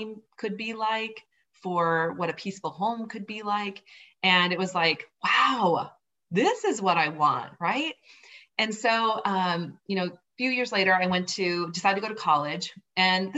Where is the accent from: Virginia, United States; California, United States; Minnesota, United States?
Minnesota, United States; Southern; moved away as an adult; also born or lived in Boulder, Colorado; I grew up on a farm in Southern Minnesota, and I loved living on the farm